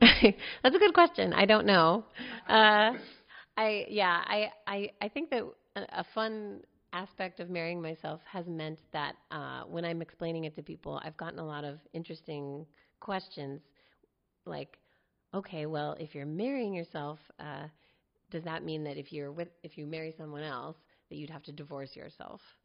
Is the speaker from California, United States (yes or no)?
yes; Palo Alto, California, United States; also born or lived in New York / North Berkeley; now in Berkeley, United States; I grew up in Palo Alto, and right now I live in North Berkeley